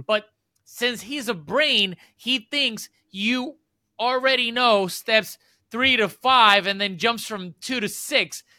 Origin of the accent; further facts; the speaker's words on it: Puerto Rico; I'm from Puerto Rico